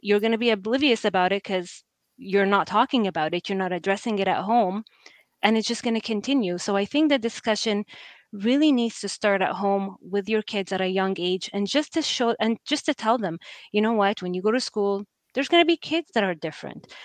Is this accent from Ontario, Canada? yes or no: no; Halifax, Nova Scotia, Canada; i was the only brown kid at school growing up in Halifax for a long period of time.